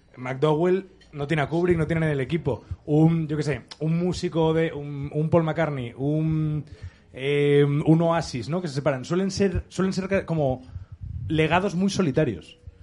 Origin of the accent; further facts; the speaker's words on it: Asturias, Spain; como asturiano que no acaba de encontrar identidad suficiente en Asturias para llevarla por bandera